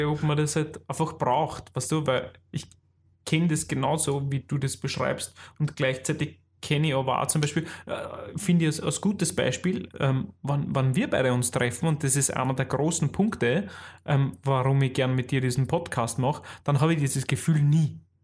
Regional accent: Austria; accent: Austrian dialect; in unserem österreichischen Dialekt

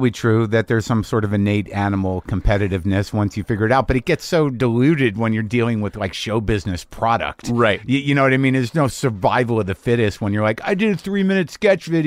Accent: New Mexico, United States; well, I grew up in New Mexico, yeah.

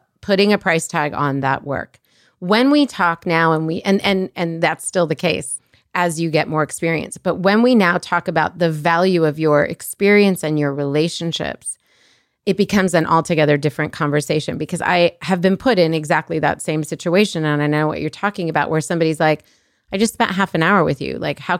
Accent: Colorado, United States; also born or lived in Egypt; I'm from Colorado too. How have we not made this connection? Colorado, like by way of Egypt, but that's a whole other conversation.

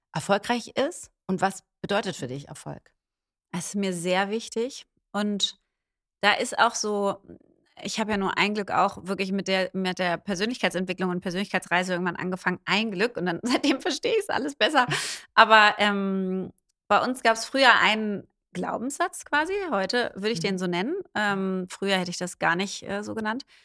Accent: Berlin, Germany; ich bin Berlinerin

